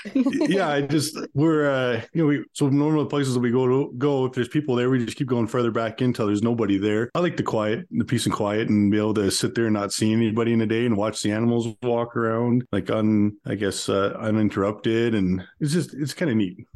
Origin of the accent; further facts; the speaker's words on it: Calgary, Alberta, Canada; I grew up in uh, Calgary, Alberta